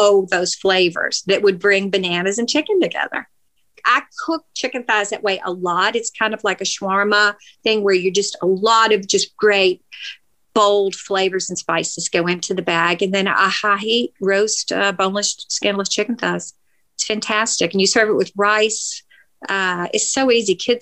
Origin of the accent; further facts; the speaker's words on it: Nashville, Tennessee, United States; I grew up in Nashville and I interned for the Banner back then